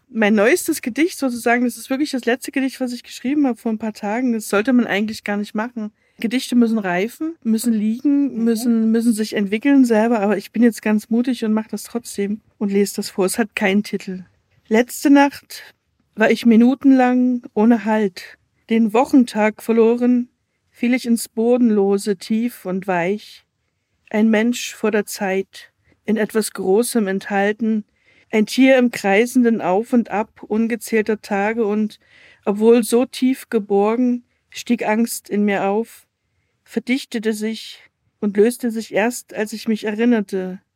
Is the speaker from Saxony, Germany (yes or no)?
yes; Dresden, Saxony, Germany; moved away as an adult; now in Upper Lusatia, Germany; ich bin in Dresden geboren, aber ich lebe seit 14 Jahren in der Oberlausitz